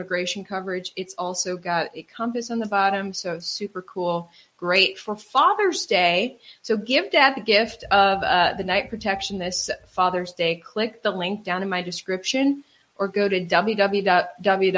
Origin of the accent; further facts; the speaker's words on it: Wisconsin, United States; moved away; also born or lived in New York; I grew up in Wisconsin